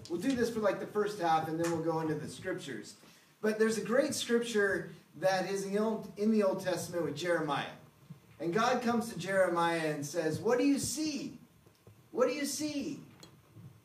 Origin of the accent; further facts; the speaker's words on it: Seattle, Washington, United States; I was raised up in Seattle. It rains all the time in the Northwest